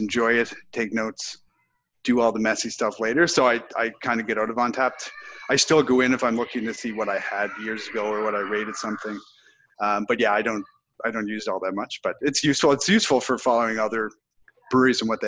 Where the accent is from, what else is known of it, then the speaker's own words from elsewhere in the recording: Nova Scotia, Canada; moved away; also born or lived in Halifax; growing up in Nova Scotia